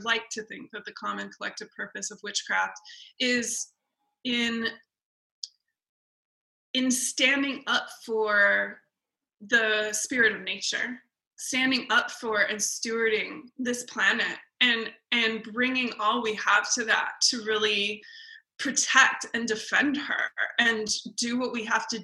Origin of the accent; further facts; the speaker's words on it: Tongva and Chumash lands, California, United States; also born or lived in England / Scandinavia; the Tongva and the Chumash people, specifically in the area where I come from